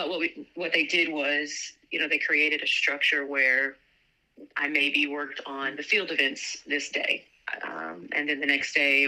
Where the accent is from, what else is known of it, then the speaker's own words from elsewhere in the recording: Louisiana, United States; I grew up in Louisiana